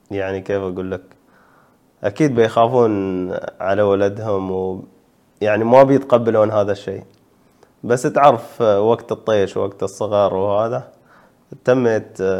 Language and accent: Arabic; United Arab Emirates